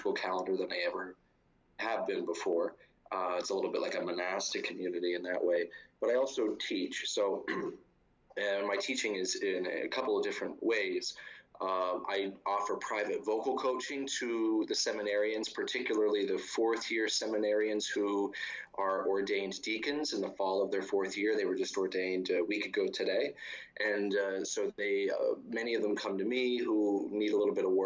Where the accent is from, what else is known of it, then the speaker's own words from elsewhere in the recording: Martinsburg, Pennsylvania, United States; now in Rome, Italy; I grew up in a little town called Martinsburg, which is near Altoona in western Pennsylvania, about 100 miles east of Pittsburgh